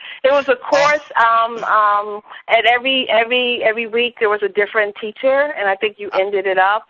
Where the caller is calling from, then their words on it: Fredericksburg, Virginia, United States; I'm calling from Fredericksburg, Virginia.